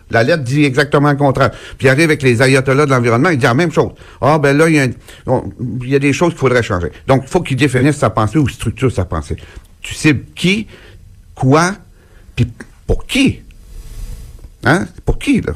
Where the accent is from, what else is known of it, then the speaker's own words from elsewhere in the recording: Gaspésie, Quebec, Canada; chez nous, en Gaspésie